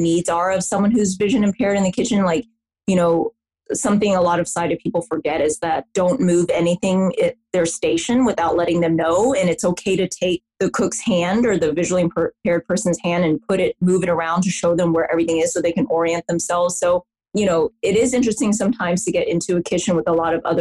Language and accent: English; the South, United States; I'm from the South in the US